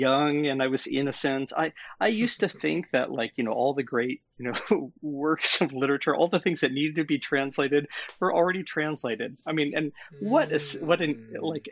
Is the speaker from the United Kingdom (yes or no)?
no; American Midwest, United States; also born or lived in Japan; now in Kalamazoo, United States; I'm originally from the American Midwest